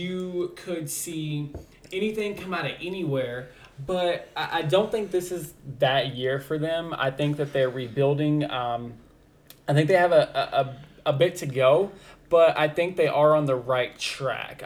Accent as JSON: {"language": "English", "region": "Virginia", "country": "United States", "said": "I'm from Virginia"}